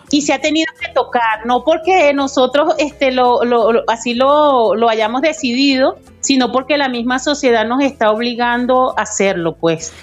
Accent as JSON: {"language": "Spanish", "country": "Venezuela"}